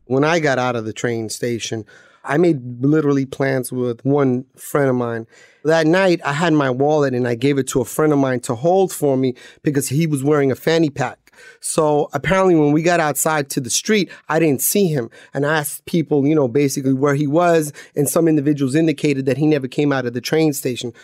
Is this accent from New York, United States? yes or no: yes; New York City, New York, United States; growing up in New York